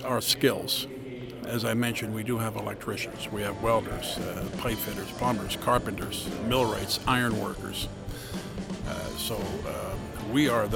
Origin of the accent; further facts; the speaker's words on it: Dodge, North Dakota, United States; I'm from Dodge, North Dakota, which is about a half an hour south of Kildare